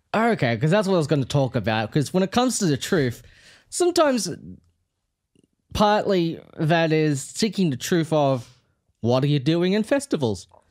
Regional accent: Melbourne, Victoria, Australia; I was born in Fitzroy.

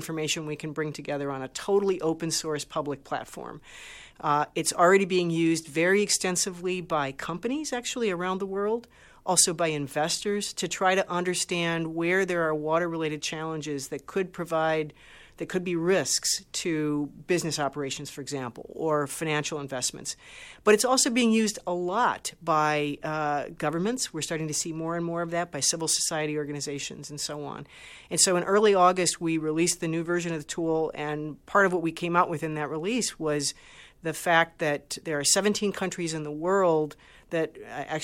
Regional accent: Great Lakes region, Midwest of the U.S., United States; I grew up around the Great Lakes. I'm from the Midwest of the U.S.

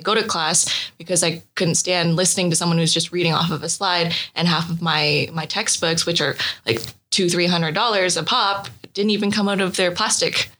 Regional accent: Kitchener, Ontario, Canada; I grew up in a small town called Kitchener in Canada

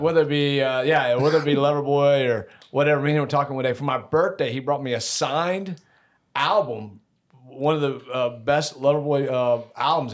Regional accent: Decatur, Georgia, United States; I grew up in Decatur as well

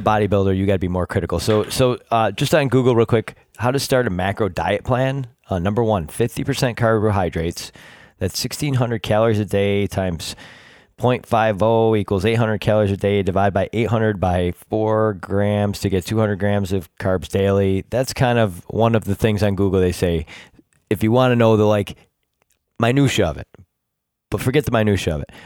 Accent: Rochester, New York, United States; born or raised there

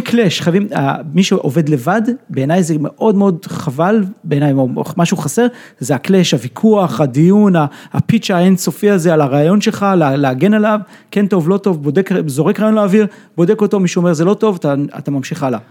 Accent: Israel

